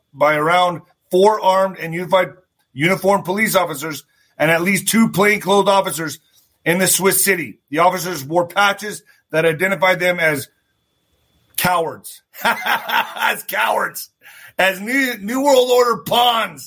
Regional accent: El Paso, Texas, United States; My hometown, baby, El Paso

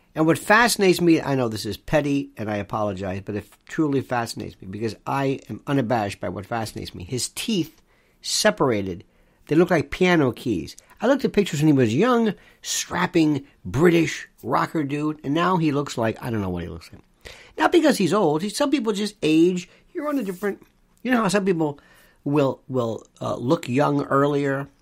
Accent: United States; I'm an American.

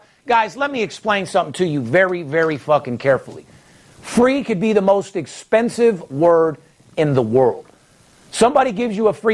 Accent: Las Vegas, Nevada, United States; I'm fourth generation born and raised in Las Vegas.

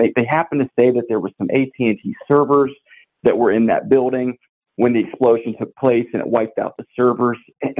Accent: Nashville, Tennessee, United States; I'm from the Nashville area

